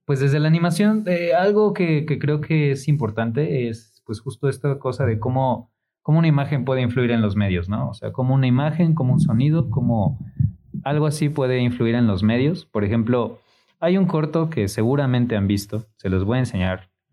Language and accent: Spanish; Mexico City, Mexico; now in Puebla, Mexico; yo soy de Ciudad de México, cuando llegué a Puebla